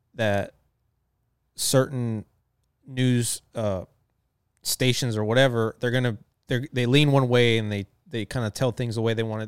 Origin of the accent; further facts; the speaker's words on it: Texas, United States; I am from Texas, from the South